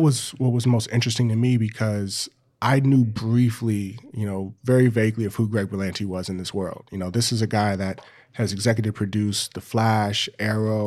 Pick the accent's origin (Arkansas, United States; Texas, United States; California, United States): California, United States; Los Angeles; growing up in Los Angeles, you know, five or 10 miles away from each other